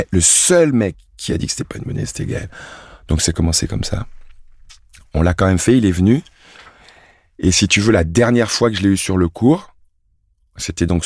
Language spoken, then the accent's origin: French; France; also born or lived in Cameroon; je suis français, mm. et pas de stress, je suis français, mais je suis aussi camerounais.